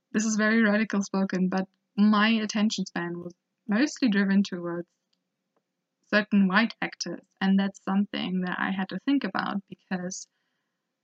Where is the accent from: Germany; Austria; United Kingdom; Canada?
Germany; Hamburg; I was born and raised in Germany, up north in Hamburg, and it's a little village near there.